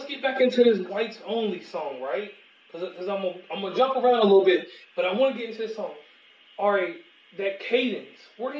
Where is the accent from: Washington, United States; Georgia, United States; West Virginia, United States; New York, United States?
West Virginia, United States; I'm from West Virginia, so I'm out in the country sticks in the mountains.